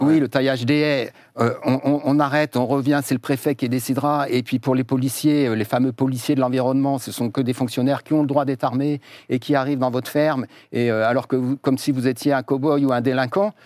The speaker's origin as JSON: {"language": "French", "area": "Mayenne", "region": "Pays de la Loire", "country": "France", "said": "je viens de Mayenne"}